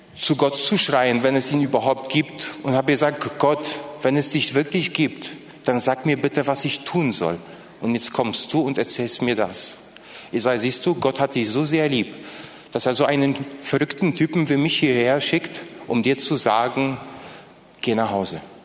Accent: Poland; first language Polish; German is a second language; now in Berlin, Germany; das waren übrigens meine Landsleute, ich komme ursprünglich aus Polen

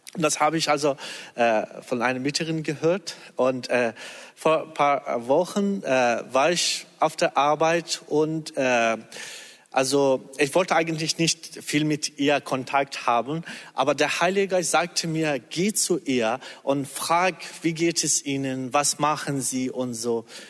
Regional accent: Iran; German is a second language; now in Germany; wir als Iraner

